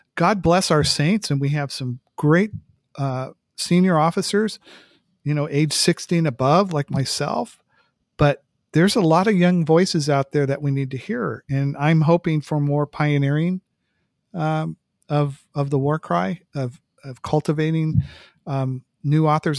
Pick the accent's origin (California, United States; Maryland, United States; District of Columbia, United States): California, United States; San Francisco Bay Area; moved away as an adult; I'm from the Bay Area